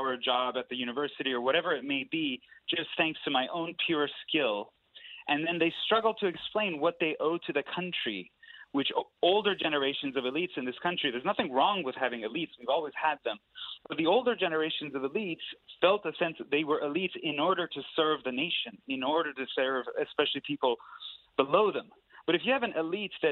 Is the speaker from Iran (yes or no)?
yes; Iran; now in United States; I'm an immigrant. I'm from Iran. I came to the United States